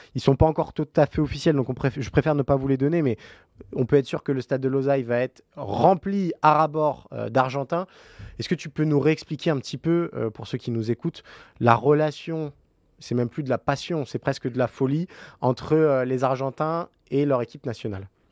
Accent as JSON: {"language": "French", "country": "France", "said": "nous en tant que Français"}